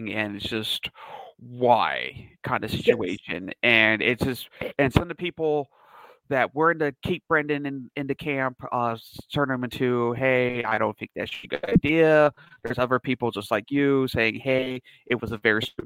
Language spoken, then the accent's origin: English; United States; as an American